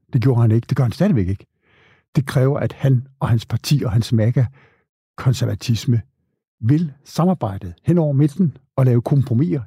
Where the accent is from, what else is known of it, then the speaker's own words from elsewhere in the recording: Denmark; os danskere